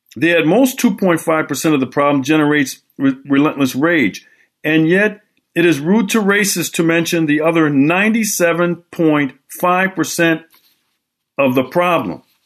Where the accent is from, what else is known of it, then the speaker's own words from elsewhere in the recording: Milwaukee, Wisconsin, United States; Milwaukee, Wisconsin this past week. My hometown, I was there.